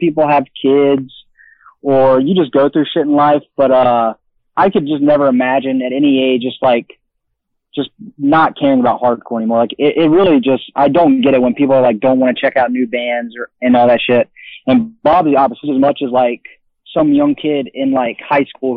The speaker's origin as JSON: {"language": "English", "region": "Florida", "country": "United States", "said": "I'm from Florida"}